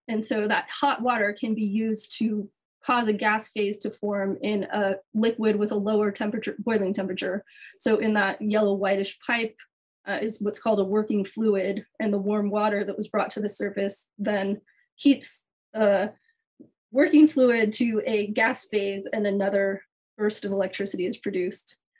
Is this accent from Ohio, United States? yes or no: no; San Francisco Bay Area, California, United States; moved away as an adult; also born or lived in Los Angeles, United States; now in Hawaii, United States; I'm originally from the San Francisco Bay Area and left there before Silicon Valley took off